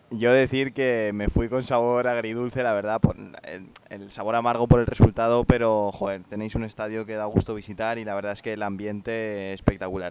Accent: Valencia, Valencian Community, Spain; yo he crecido en Valencia

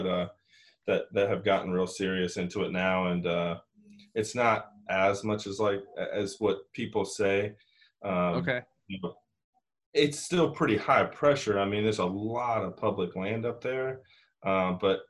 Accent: Michigan, United States; now in Tennessee, United States; I'm in Tennessee. I didn't always grow up here. I was a transplant. I grew up in Michigan

